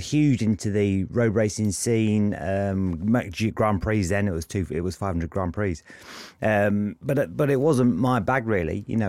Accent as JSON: {"language": "English", "town": "Luton", "region": "East of England", "country": "United Kingdom", "also_born_or_lived": "Lincolnshire", "said": "because we're from Luton originally before we moved to Lincolnshire"}